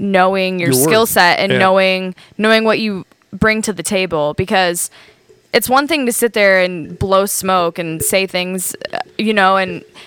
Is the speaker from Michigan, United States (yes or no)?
yes; Michigan, United States; moved away as an adult; now in Montana, United States; I come from Michigan